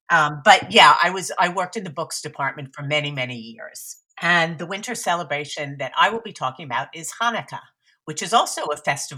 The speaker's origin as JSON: {"language": "English", "country": "United States", "tie": "born or raised there", "moved": "yes", "lives_now": "New York, United States", "said": "my pronouns are she, her, and I live in New York, just outside of New York City, although I grew up outside Philadelphia."}